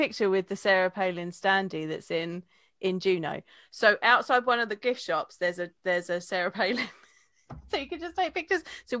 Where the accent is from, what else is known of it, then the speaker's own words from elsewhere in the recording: England, United Kingdom; Over my head, isn't it? As an English